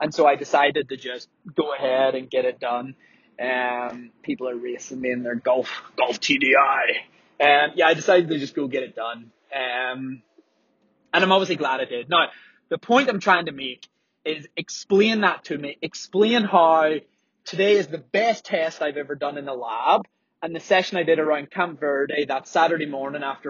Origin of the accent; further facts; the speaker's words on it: Belfast, Northern Ireland, United Kingdom; I'm from Belfast